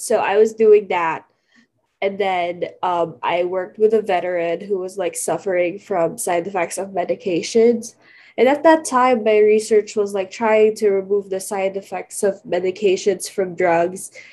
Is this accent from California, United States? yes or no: yes; California, United States; also born or lived in Philippines; I'm from California